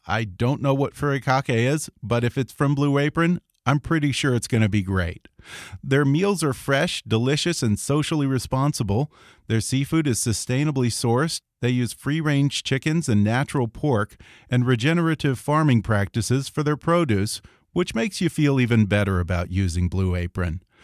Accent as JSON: {"language": "English", "town": "Houston", "region": "Texas", "country": "United States", "said": "I'm from Houston"}